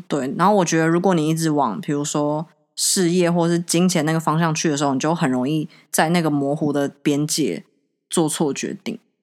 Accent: Taiwan; 我们台湾

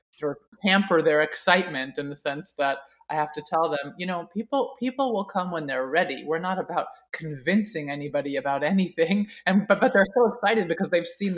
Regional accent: Oakland, California, United States; I was raised in Oakland, California in the 70s, and it was a really exciting time to be growing up there

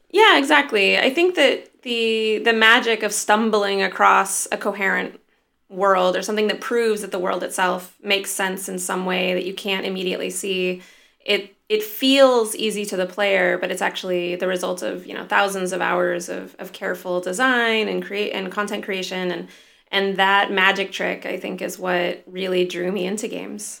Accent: near Joshua Tree National Park, Southern California, United States; also born or lived in Los Angeles / Norway; I was born in L A, and grew up in a tiny little town near Joshua Tree National Park

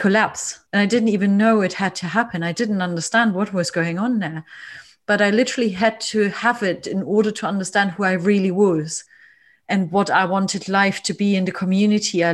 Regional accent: East Germany, Germany; I grew up in East Germany, but I was a young girl when the wall came down.

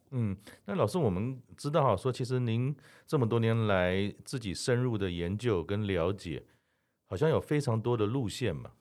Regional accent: Taipei, Taiwan; 我们台北人

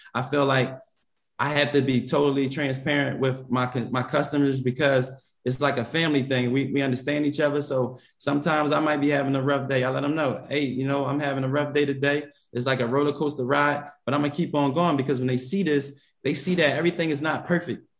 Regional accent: Philadelphia, Pennsylvania, United States; moved away as an adult; now in Atlanta, United States; growing up in Philly

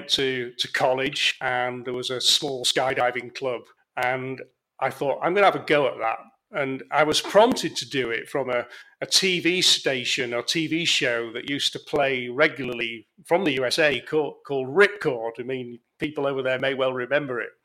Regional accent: Leeds, Yorkshire and the Humber, United Kingdom; moved away as an adult; also born or lived in Kranjska Gora, Slovenia; now in Cambridge, United Kingdom; born in the north of England, in Leeds.

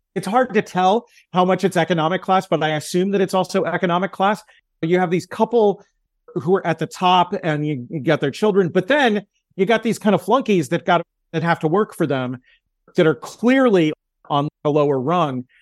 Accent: United States; as an American

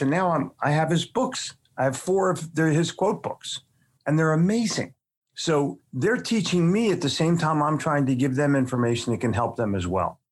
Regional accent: Philadelphia, Pennsylvania, United States; born or raised there; also born or lived in New York City; now in Charlotte, United States

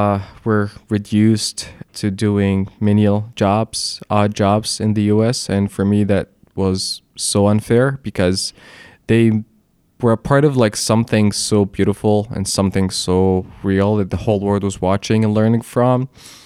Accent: Alexandria, Alexandria Governorate, Egypt; moved away as an adult; also born or lived in Kuwait / Gulf countries / Philadelphia; now in New York, United States; I grew up in Alexandria.

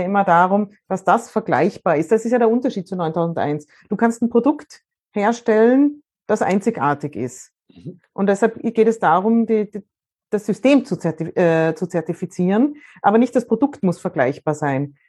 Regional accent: Austria; bei uns in Österreich

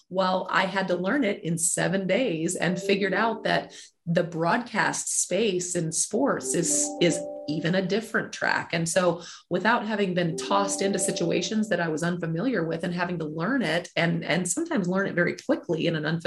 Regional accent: Mobile, Alabama, United States; also born or lived in Nebraska; originally from Mobile, Alabama

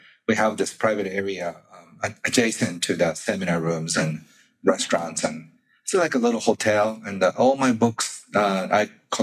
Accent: Kobe, Hyogo, Japan; He had the largest practice in my hometown, Kobe

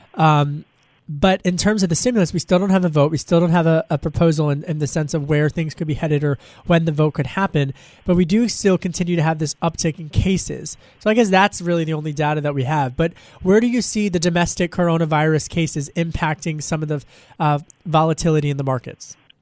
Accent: Pennsylvania, United States; a Democrat from Pennsylvania, my home state

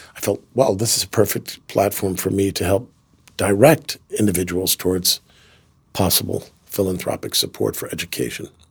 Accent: Kingston, New York, United States; I grew up in Kingston, New York

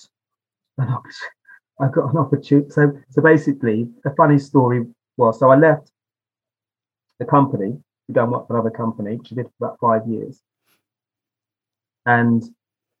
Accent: Basingstoke, South East England, United Kingdom; also born or lived in London; I was born in London, but I was raised just outside of London in a place called Basingstoke

